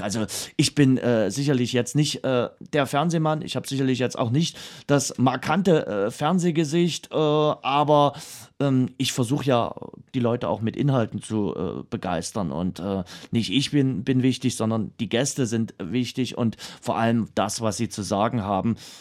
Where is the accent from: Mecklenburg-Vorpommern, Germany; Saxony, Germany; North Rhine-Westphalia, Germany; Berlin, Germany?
Saxony, Germany; Dresden